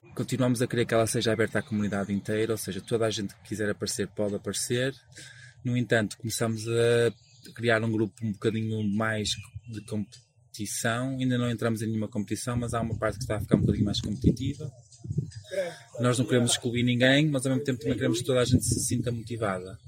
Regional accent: Portugal; also born or lived in Porto; sou português, nascido em Portugal e uh, trabalho neste momento no Porto e vivo no Porto

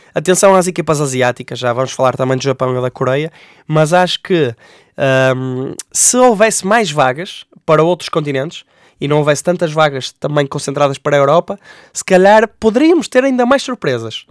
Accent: Portugal; como portugueses que somos

